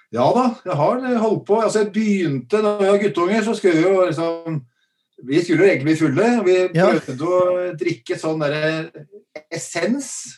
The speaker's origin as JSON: {"language": "Norwegian", "town": "Drammen", "region": "Buskerud", "country": "Norway", "said": "jeg er jo drammenser"}